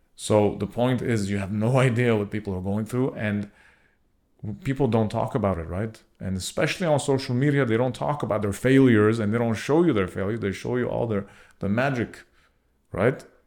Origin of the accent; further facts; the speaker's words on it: Montreal, Quebec, Canada; we are from Montreal.